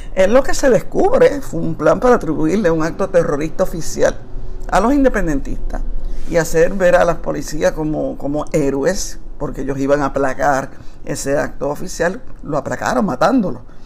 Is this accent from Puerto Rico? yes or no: yes; Puerto Rico; la época de resistencia más grande de nuestra historia